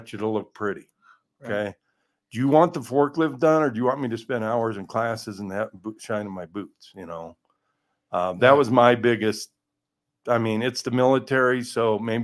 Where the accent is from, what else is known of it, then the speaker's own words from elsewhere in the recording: Colorado, United States; I was from Colorado, so I was ready, you know, acclimated to the altitude